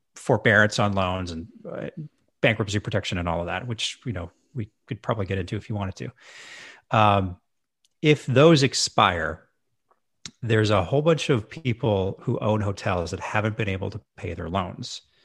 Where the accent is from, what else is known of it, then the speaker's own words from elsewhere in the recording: Edmonton, Alberta, Canada; moved away as an adult; also born or lived in Victoria, British Columbia; I moved back to my hometown of Edmonton, Alberta